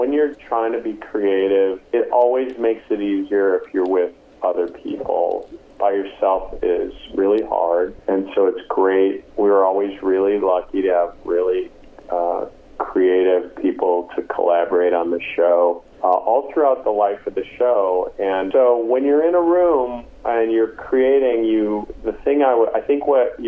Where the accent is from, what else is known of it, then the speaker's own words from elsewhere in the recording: Green Bay, Wisconsin, United States; also born or lived in Duluth, Minnesota; growing up in Green Bay